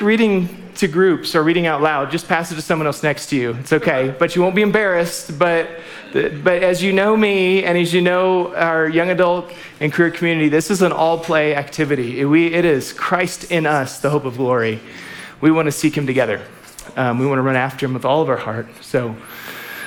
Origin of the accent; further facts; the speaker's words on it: Alaska, United States; moved away; also born or lived in Waco; I'm from Alaska